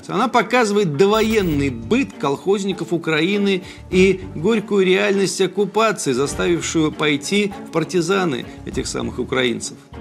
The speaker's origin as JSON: {"language": "Russian", "country": "Russia", "tie": "born or raised there", "said": "Если бы я родился не в России"}